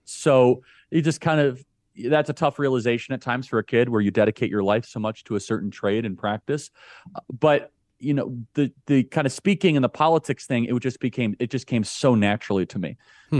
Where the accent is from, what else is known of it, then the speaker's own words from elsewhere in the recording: Chicago, Illinois, United States; I grew up in the suburbs of Chicago. Uh, went to Wheeling High School